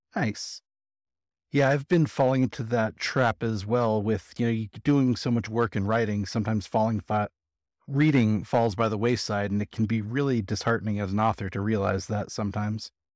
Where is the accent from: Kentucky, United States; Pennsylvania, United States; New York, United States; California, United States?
California, United States; now in Las Vegas, United States; I'm actually from California, but I live in Vegas.